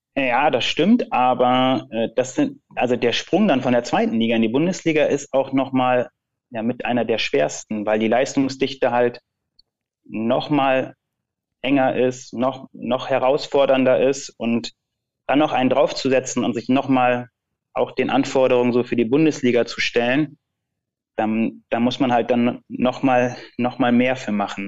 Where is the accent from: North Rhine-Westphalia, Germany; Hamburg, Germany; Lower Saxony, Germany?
Lower Saxony, Germany; Lüneburg district; ich komme ja aus dem Bezirk Lüneburg